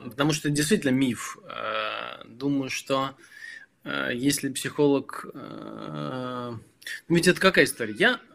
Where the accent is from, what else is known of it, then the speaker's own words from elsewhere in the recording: Belarus; moved away; я родом из Беларуси